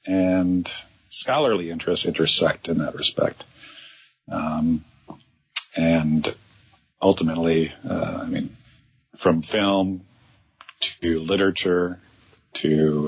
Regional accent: Green Bay, Wisconsin, United States; moved away as an adult; So my background, I am a Midwesterner by birth. I actually grew up in Wisconsin, Green Bay, Wisconsin, to be exact. And after college, I wanted to work in the film industry, and I actually moved to New York because of that.

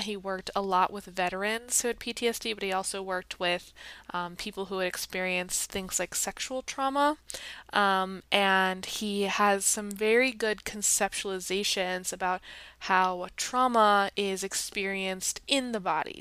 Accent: United States; my own experience as an American

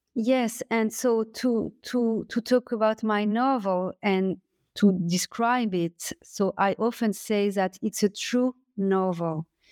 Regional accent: France; accent: French; English is a second language; my French accent

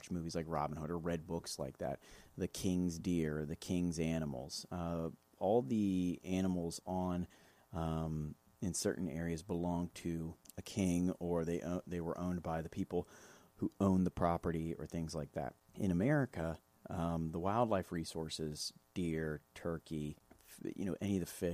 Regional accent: Midwest, United States; being a Midwesterner

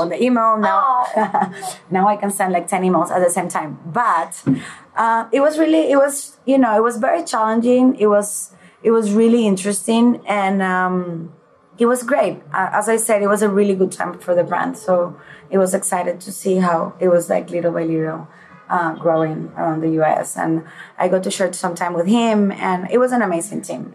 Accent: Puerto La Cruz, Anzoátegui, Venezuela; moved away; also born or lived in Caracas, Venezuela / Milan, Italy / Spain; when I was nine years old, I moved to Puerto La Cruz

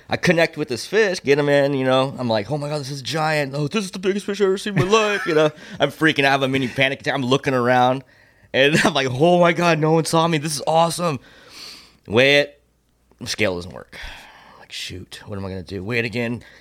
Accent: Temecula, California, United States; born and raised in Temecula

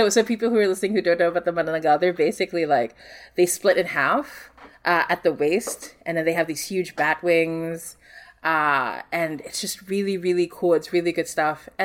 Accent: Singapore; so I grew up in Singapore and like our horror stories in Singapore.

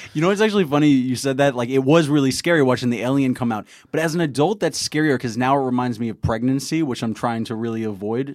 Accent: New York City, New York, United States; I'm from Queens

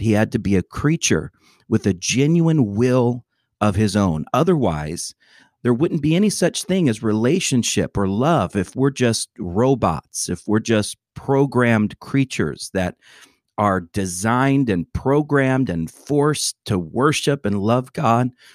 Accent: Atlanta, Georgia, United States; my hometown.

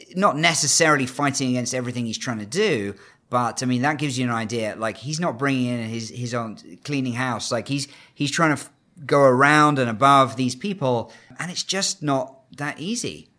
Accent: United Kingdom; now in China; As a Brit who, uh, I'm actually half Canadian

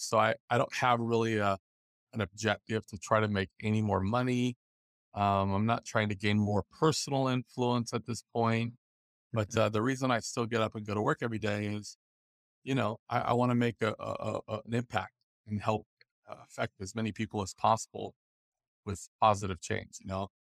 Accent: Los Angeles, California, United States; I grew up in the Los Angeles area

